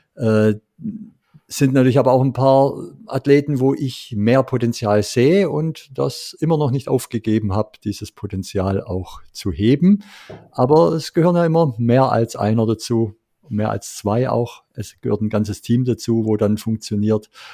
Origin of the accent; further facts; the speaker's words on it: Swabia, Germany; als Schwabe hat es mir natürlich schon wehgetan